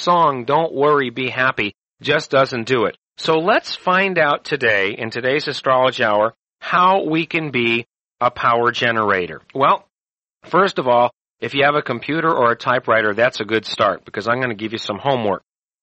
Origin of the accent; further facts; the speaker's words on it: United States; I'm an American